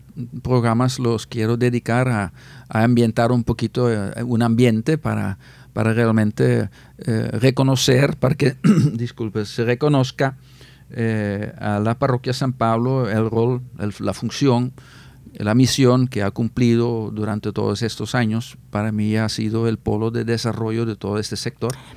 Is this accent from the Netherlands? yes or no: yes; Netherlands; Spanish is a second language; moved away as an adult; Yo fui mm. ordenado sacerdote en el 86 en Holanda, en mi parroquia, la parroquia de mi pueblo